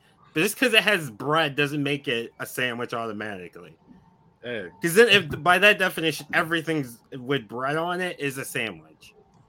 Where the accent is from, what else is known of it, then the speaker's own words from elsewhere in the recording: Buffalo, New York, United States; I'm from Buffalo, so it's pop.